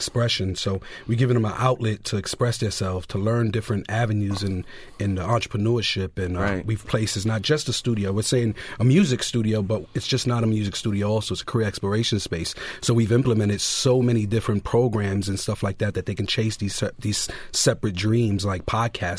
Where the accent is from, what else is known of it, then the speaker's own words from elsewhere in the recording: New York City, New York, United States; I grew up in Brownsville, Brooklyn